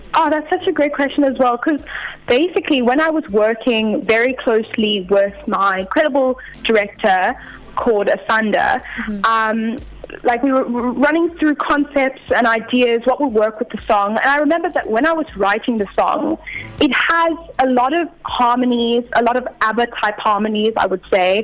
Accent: Cape Town, Western Cape, South Africa; born and bred in Cape Town, South Africa

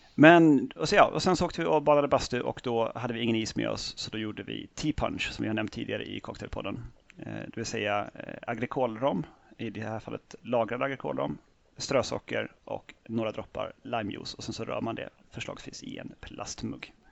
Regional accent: Norrtälje, Stockholm County, Sweden; Jag är ju då från Norrtälje från början

